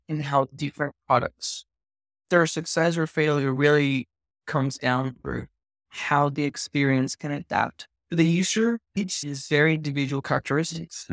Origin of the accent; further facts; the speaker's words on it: Venezuela; moved away; also born or lived in Australia; I grew up in Venezuela